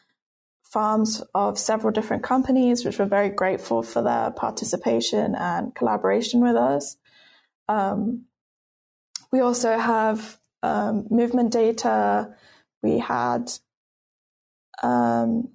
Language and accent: English; United Kingdom; moved away as an adult; now in United States; As you can tell from my accent, I'm not from the US. I'm actually British.